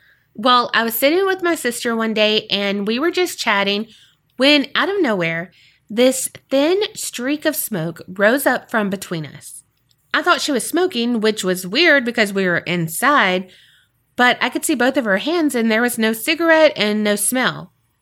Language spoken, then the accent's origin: English; Australia; I'm an Aussie. G'day. How you doing, mate?